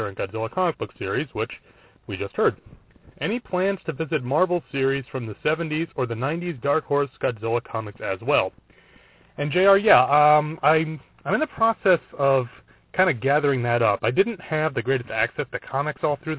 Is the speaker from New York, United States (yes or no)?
yes; Brewster, New York, United States; my local library growing up in the small town of Brewster, New York